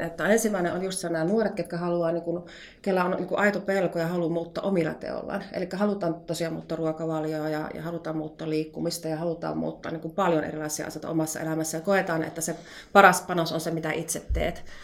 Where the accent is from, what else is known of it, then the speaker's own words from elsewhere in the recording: North Karelia, Finland; tulen Pohjois-Karjalasta